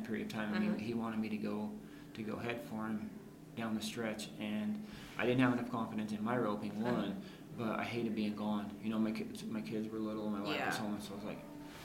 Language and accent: English; Arizona, United States; moved away as an adult; also born or lived in Florida; my wife and I were both from Arizona